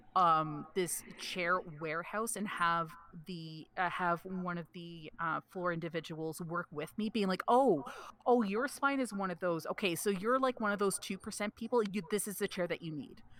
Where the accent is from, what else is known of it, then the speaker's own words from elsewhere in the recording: Canada; I am Canadian